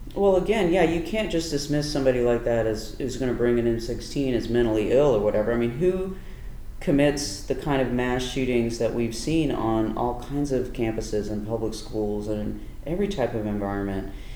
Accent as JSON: {"language": "English", "town": "Durham", "region": "North Carolina", "country": "United States", "tie": "born or raised there", "said": "an indigenous person growing up in North Carolina, um, in Durham"}